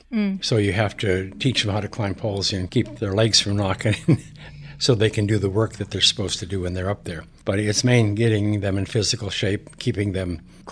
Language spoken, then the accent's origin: English; Montana, United States; when I was young, I grew up in Montana.